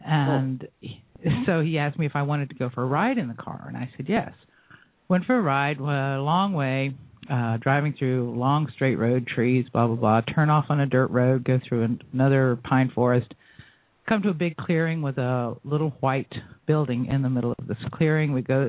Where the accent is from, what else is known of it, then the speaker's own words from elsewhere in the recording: Florida, United States; I was born and raised in Florida. We moved to Jacksonville